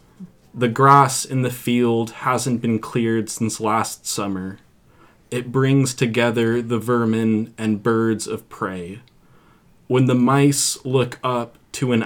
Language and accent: English; Mill Valley, California, United States; now in Santa Cruz, United States; I grew up in Mill Valley